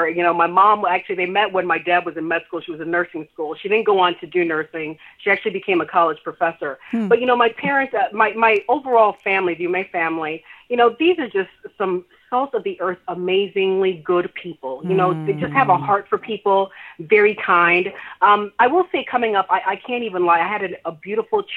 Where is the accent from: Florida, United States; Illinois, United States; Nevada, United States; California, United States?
Illinois, United States; Chicago; also born or lived in Umuahia, Abia State, Nigeria; I'm Nigerian, but I grew up in Chicago